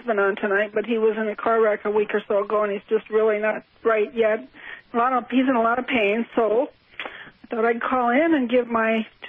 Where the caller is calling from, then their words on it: Wisconsin, United States; Hi, this is … from Wisconsin.